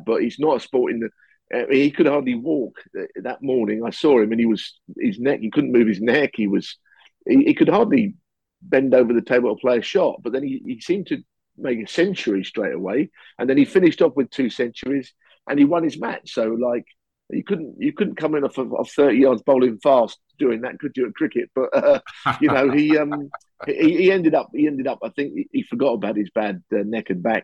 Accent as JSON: {"language": "English", "region": "London", "country": "United Kingdom", "tie": "born or raised there", "also_born_or_lived": "Southall / Perivale / Ealing", "said": "born and bred in West London, Perivale, then Ealing"}